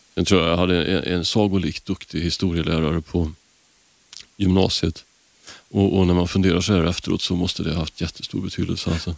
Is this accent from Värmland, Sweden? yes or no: yes; Karlstad, Värmland, Sweden; moved away; jag kommer från Karlstad från början